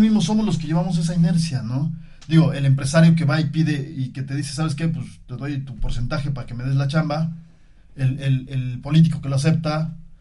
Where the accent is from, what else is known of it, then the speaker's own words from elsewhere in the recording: Mexico; nosotros como mismos mexicanos